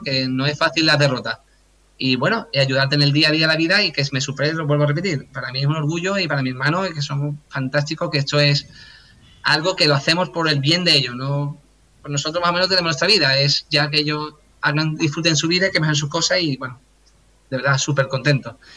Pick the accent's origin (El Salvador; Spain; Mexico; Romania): Spain; Cádiz, Andalusia; soy de Cádiz